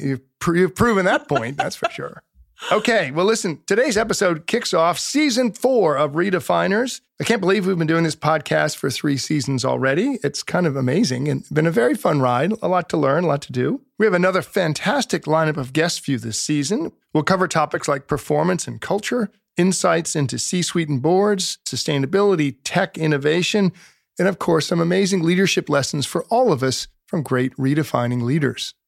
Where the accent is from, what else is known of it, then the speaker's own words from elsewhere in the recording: United States; I grew up in the Chesapeake Bay